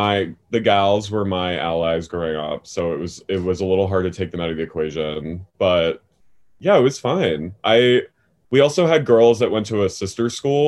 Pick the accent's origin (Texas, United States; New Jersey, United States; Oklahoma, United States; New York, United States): New Jersey, United States; accent: Philly; also born or lived in Philadelphia / Lancaster, Pennsylvania; I grew up in South Jersey.